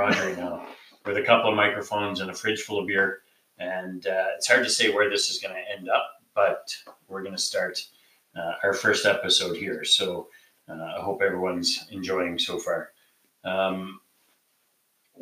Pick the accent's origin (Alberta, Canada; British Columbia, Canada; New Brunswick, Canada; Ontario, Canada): New Brunswick, Canada; now in Edmonton, Canada; I'm from New Brunswick.